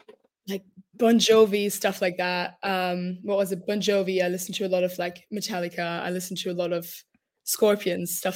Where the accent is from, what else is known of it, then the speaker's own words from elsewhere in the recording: Stuttgart, Baden-Württemberg, Germany; also born or lived in Munich; I was brought up in Stuttgart, which is the less fancy version of Munich, in my opinion